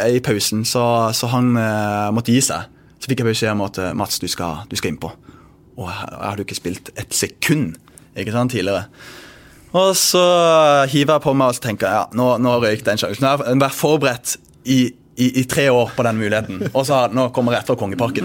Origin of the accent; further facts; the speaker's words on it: Bergen, Vestland, Norway; moved away; jeg kommer jo fra Bergen